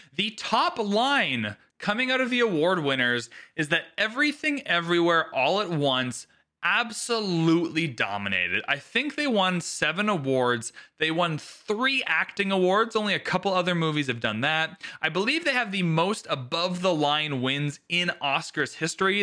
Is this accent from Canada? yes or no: yes; Canada; So I'm Canadian